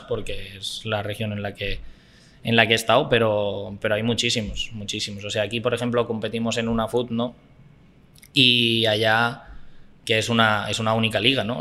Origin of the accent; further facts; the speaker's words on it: Barcelona, Catalonia, Spain; moved away as an adult; now in Costa Rica; Yo nací en Barcelona ciudad. Yo nací en Barcelona ciudad y viví, sí, bueno, vivo más o menos por la montaña de Colsalona, un poco más arriba, pero, pero sí, sí, he vivido toda mi vida en Barcelona.